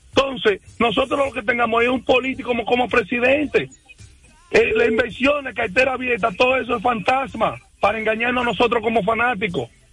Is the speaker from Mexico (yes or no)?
no; La Vega, Dominican Republic; yo soy de La Vega y soy cibaeño desde que nací